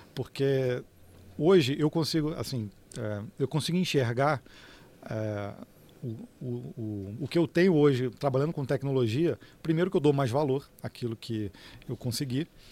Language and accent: Portuguese; Petrópolis, Rio de Janeiro, Brazil; eu sou de Petrópolis, né, no Rio de Janeiro